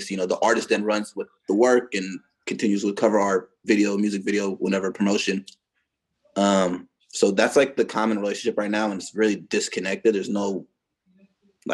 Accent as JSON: {"language": "English", "town": "San Francisco", "region": "California", "country": "United States", "tie": "born or raised there", "said": "I'm from San Francisco. I was born and raised out there."}